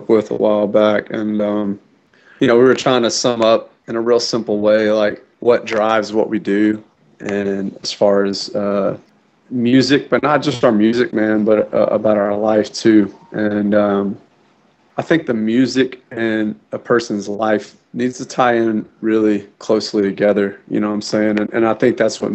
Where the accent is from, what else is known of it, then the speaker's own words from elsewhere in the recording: New Orleans, Louisiana, United States; moved away; I was born in New Orleans, Louisiana, on the mouth of the Mississippi